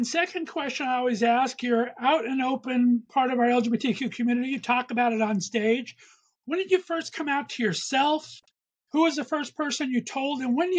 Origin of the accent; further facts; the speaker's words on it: West Covina, California, United States; I grew up in West Covina, California. So I'm a little bit of east of LA, not too far.